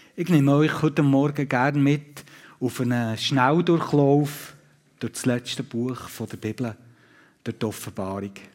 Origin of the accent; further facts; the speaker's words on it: Switzerland; hier bei uns in der Schweiz